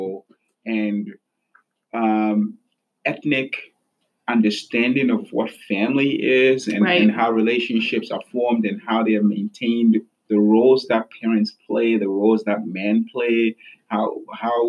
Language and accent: English; Ghana; moved away; I'm from Ghana